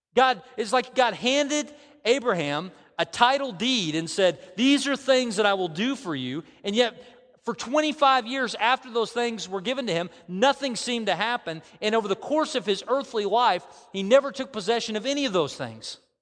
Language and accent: English; United States; I, I grew up in America, you know, I, I, I grew up in very close to these parts